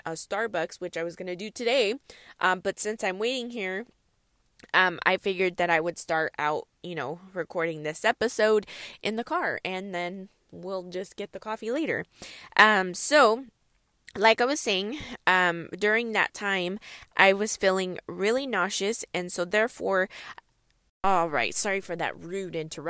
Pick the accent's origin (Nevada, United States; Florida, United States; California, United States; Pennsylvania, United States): California, United States; I'm from California, and it does not snow often here in California